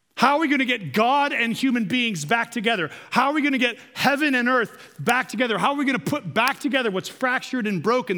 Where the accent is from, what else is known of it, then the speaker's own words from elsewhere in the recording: United States; As modern American people